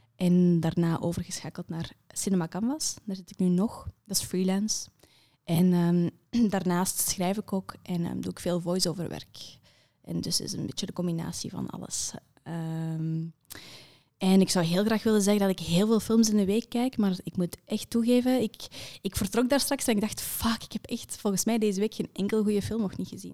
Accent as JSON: {"language": "Dutch", "area": "Kempen", "region": "Flanders", "country": "Belgium", "said": "ik ben van de Kempen"}